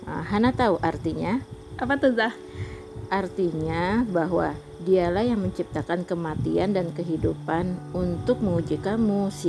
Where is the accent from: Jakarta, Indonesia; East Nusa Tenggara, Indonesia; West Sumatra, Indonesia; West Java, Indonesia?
West Java, Indonesia; Depok; moved away as an adult; now in Duri, Indonesia; Ya karena dari kecil memang tinggalnya di Depok Terus pindah ke sini. Terus pindah ke Duri tahun 1999.